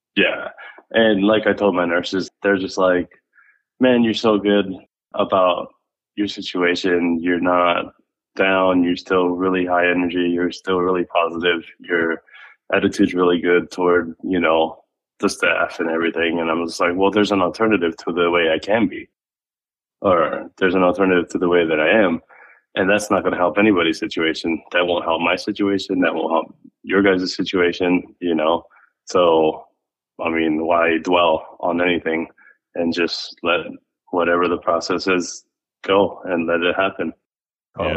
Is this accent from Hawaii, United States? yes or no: yes; Maui, Hawaii, United States; now in Phoenix, United States; I was from Maui